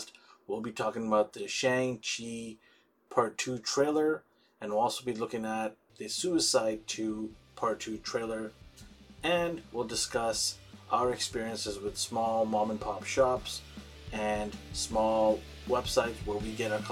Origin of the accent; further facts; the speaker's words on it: Vancouver, British Columbia, Canada; we are actually from Vancouver, BC, Canada